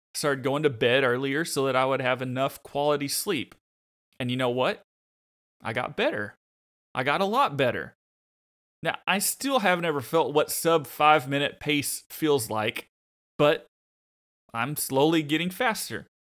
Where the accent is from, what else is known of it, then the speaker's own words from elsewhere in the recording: Arkansas, United States; I'm from Arkansas